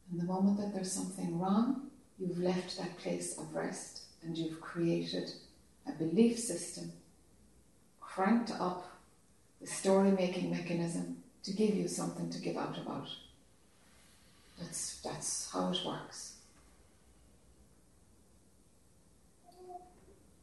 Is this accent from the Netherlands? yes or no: no; Ireland; accent: Irish; this Irish accent